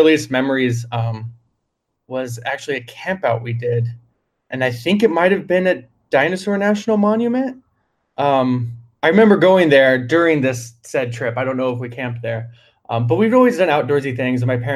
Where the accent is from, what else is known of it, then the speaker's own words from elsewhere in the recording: Merritt Island, Florida, United States; moved away as an adult; also born or lived in California; now in North Florida, United States; I grew up on North Merritt Island, which is kind of the more rural side of Merritt Island